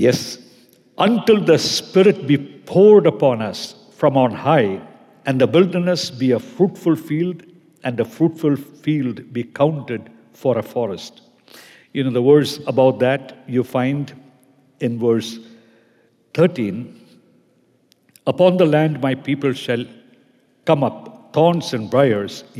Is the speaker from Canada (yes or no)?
no; Kerala, India; I would be heading back to my home state, Kerala, in India